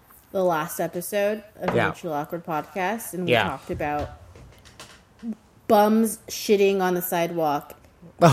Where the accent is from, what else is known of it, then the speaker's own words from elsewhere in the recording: United States; moved away as an adult; now in Switzerland; I'm American